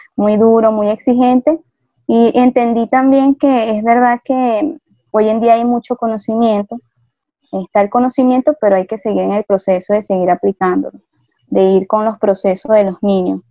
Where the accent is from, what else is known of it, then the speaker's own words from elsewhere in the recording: Venezuela; moved away as an adult; now in Ecuador; aunque mis papás eran de aquí de Ecuador, pues yo nací en Venezuela